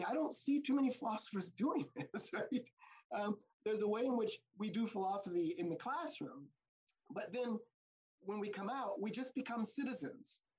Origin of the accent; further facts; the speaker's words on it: United States; what I am as an American